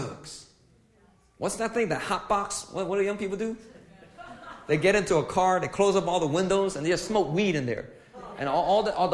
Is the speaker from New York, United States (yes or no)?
yes; New York City, New York, United States; moved away; I was from New York City